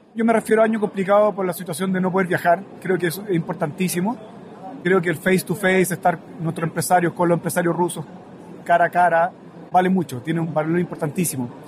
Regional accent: Chile

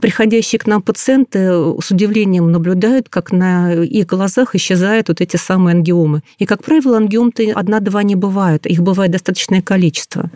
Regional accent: Saint Petersburg, Russia; я питерская

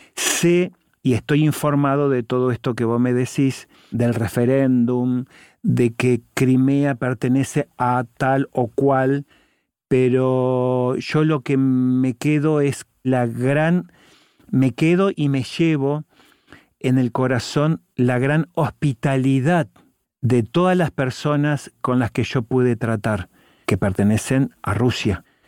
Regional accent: Paraná, Entre Ríos, Argentina; Paraná, de donde soy, la ciudad de donde soy.

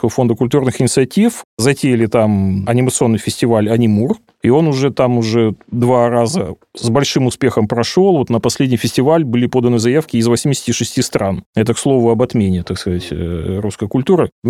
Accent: Far East, Russia; Ну, во-первых, потому что я сам из Дальнего Востока.

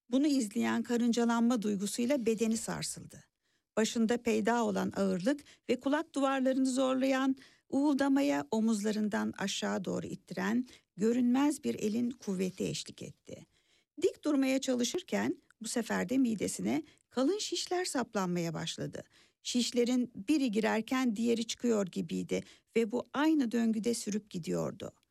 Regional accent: Burgazada, Istanbul, Turkey; Ee, adada yazam, yaşamıyorum da gençliğim adada

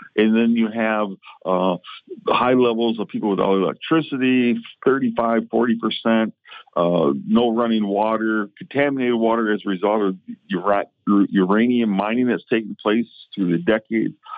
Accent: United States; as an American Indian, I have dual citizenship with the United States and my tribal uh, nation, which is the Prairie Band Potawatomi Nation

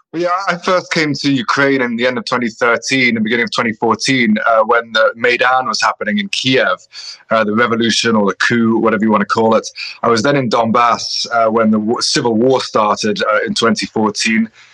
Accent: Scotland, United Kingdom; moved away; I'm Scottish.

